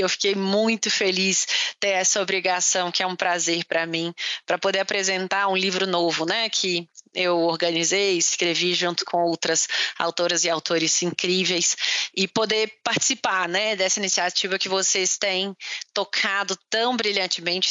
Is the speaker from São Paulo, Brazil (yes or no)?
no; Pará de Minas, Minas Gerais, Brazil; also born or lived in Belo Horizonte; eu sou é, mineira é, de Belo Horizonte, de BH, para os mais íntimos, é, aos nove anos, é, eu saí de BH com os meus pais e fui para o interior de Minas. Então, uma cidade que chama Pará de Minas